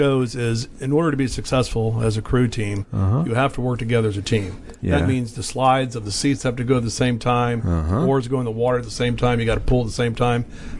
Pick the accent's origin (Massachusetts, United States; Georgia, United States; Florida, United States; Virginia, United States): Virginia, United States; Falls Church; From Falls Church, Virginia, so yeah. born and raised locally.